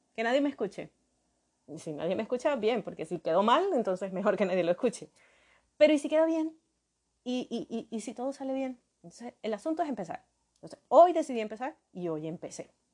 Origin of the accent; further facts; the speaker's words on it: Maracaibo, Zulia, Venezuela; yo nací en Maracaibo, Venezuela, Maracaibo, Estado Zulia, en Venezuela